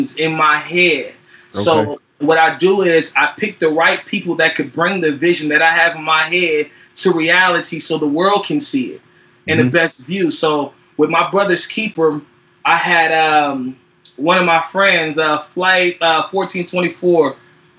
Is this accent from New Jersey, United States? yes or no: no; Fairfield, California, United States; also born or lived in San Francisco, California / Oakland, California / Richmond, California; I was born in San Francisco, California, raised in Fairfield, California, 707, the Bay Area.